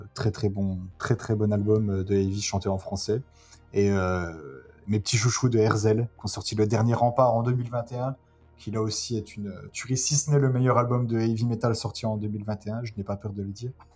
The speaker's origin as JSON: {"language": "French", "country": "France", "said": "je suis français"}